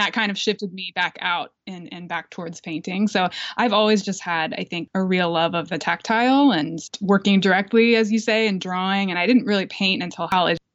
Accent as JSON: {"language": "English", "town": "Lancaster", "region": "Pennsylvania", "country": "United States", "tie": "born or raised there", "also_born_or_lived": "New Jersey", "moved": "yes", "said": "I was born in New Jersey, but I grew up in Pennsylvania, in Lancaster, Pennsylvania"}